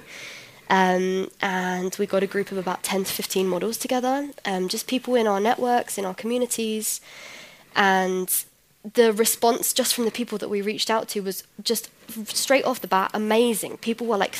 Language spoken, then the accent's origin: English; London, United Kingdom; first language English; moved away as an adult; now in Berlin, Germany; So I am from London, I moved here about 4 years ago